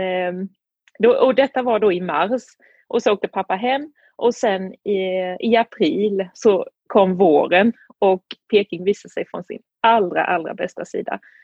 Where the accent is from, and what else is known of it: Sweden; moved away as an adult; also born or lived in Beijing, China; now in Tianjin, China